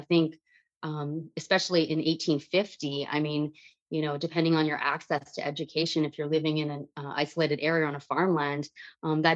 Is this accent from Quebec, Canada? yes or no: no; Dryden, Ontario, Canada; I grew up in Dryden, Ontario.